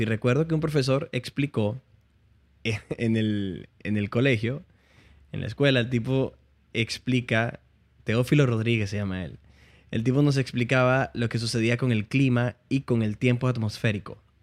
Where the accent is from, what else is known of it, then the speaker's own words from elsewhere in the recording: Puerto Ayacucho, Amazonas, Venezuela; accent: Venezuelan; moved away as an adult; also born or lived in Barquisimeto, Venezuela; now in Miami, United States; volví de la universidad, yo, estudiaba en la universidad en Barquisimeto. Ok. Y volví de visita a Puerto Ayacucho.